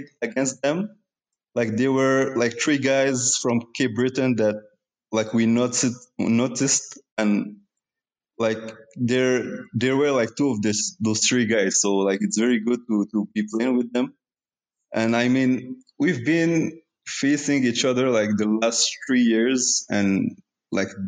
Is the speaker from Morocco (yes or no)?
yes; Morocco; now in Canada; I was born in Morocco